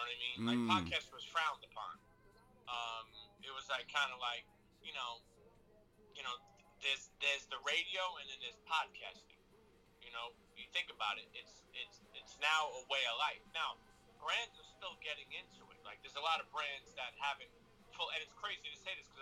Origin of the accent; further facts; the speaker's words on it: New York City, New York, United States; I come from the street where I come from, like Brooklyn